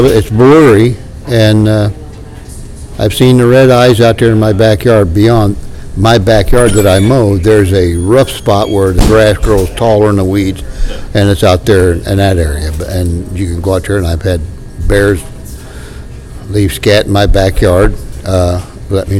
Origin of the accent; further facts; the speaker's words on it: southern Ohio, United States; accent: hillbilly; now in Doylestown, United States; my hillbilly accent's coming out